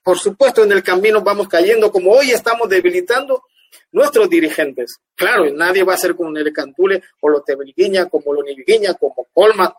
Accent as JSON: {"language": "Spanish", "region": "Guna Yala", "country": "Panama", "tie": "born or raised there", "also_born_or_lived": "Ustupu / Cartí", "said": "Yo nací en Eustupuyu y Ogopsukum, pero mi infancia, los primeros 3, 4, 5 años creo que yo viví, viví en el sector Cartí"}